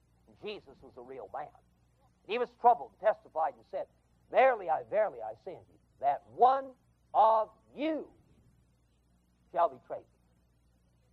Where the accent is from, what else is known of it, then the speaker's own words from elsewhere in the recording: West Coast, United States; moved away; I come from the West Coast